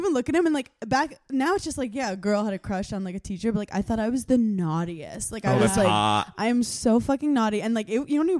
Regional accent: New York City, New York, United States; also born or lived in Lower East Side, New York; I grew up in Garfield between 7th and 8th.

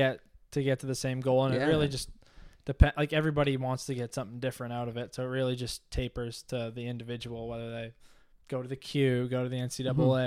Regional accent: Halifax, Nova Scotia, Canada; Halifax, Nova Scotia.

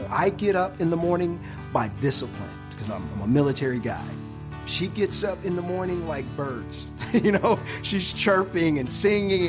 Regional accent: Detroit, Michigan, United States; I'm from inner city Detroit

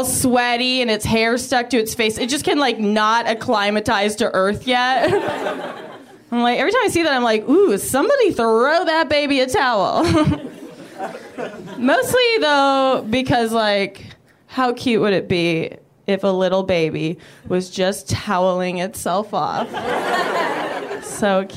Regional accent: Canada; I'm from Canada

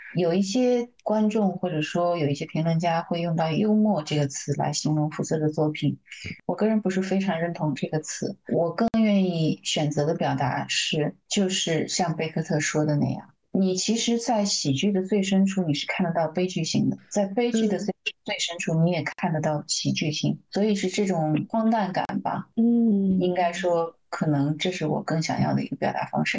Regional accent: China; 我们中国人说的大象无形

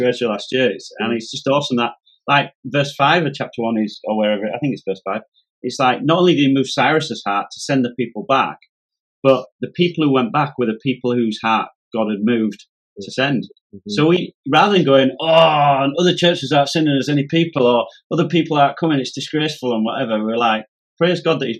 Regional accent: Yorkshire and the Humber, United Kingdom; I'm a Yorkshireman

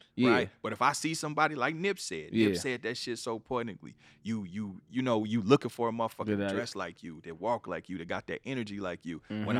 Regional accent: Kansas City, Missouri, United States; I'm from the Midwest. {S3} Yeah. {S4} I'm from Kansas City, Missouri.

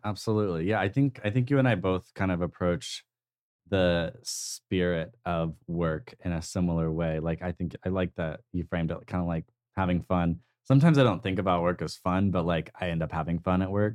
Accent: Tulsa, Oklahoma, United States; growing up in Tulsa

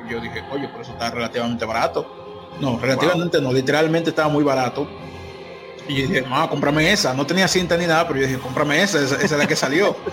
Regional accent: Dominican Republic; yo soy de Dominicana

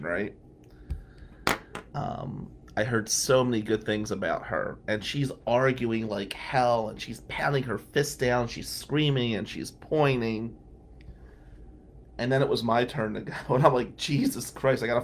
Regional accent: New Jersey, United States; now in Ann Arbor, United States; I said, "New Jersey."

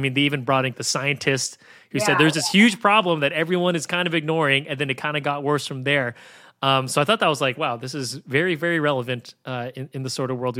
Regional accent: San Francisco, California, United States; I lived in, I grew up in San Francisco

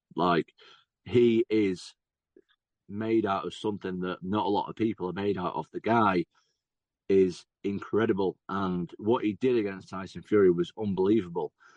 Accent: England, United Kingdom; I'm obviously an English guy

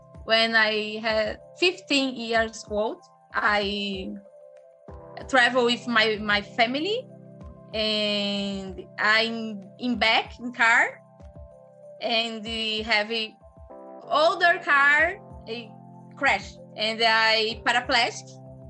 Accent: Brazil; English is a second language; I'm from Brazil

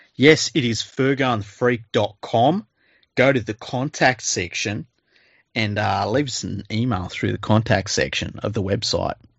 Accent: Australia; as an Australian

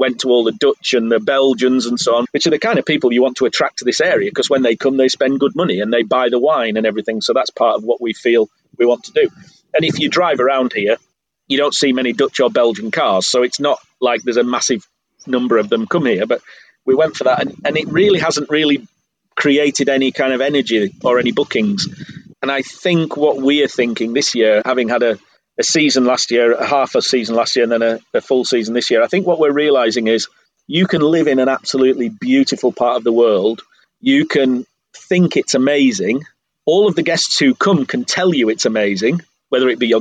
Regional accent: Yorkshire and the Humber, United Kingdom; moved away as an adult; now in Štrigova, Croatia; I come from a culture where I just believe that I'm lucky enough to have been born in Yorkshire

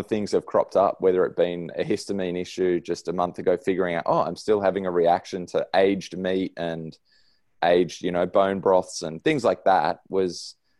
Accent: Sydney, New South Wales, Australia; now in Noosa, Australia; I grew up in Sydney, and my parents are still there

